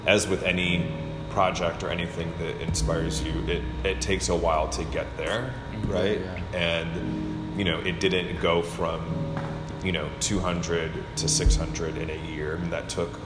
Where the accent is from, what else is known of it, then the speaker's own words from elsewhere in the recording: Michigan, United States; now in Durham, United States; I'm originally from Michigan